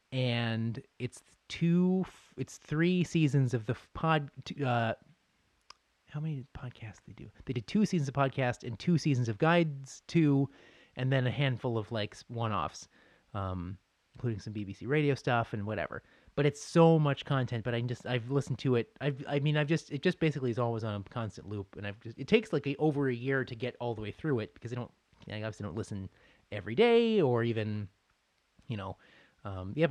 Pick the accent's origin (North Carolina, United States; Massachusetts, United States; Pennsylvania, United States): Massachusetts, United States; Boston; oh yeah, sure, like I'll watch the the Bruins and Sabres because I grew up in Boston